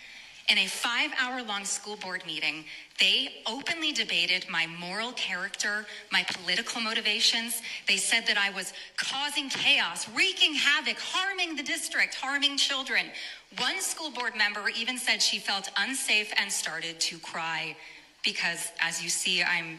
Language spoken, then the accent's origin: English; Rhode Island, United States; I am a mother from Rhode Island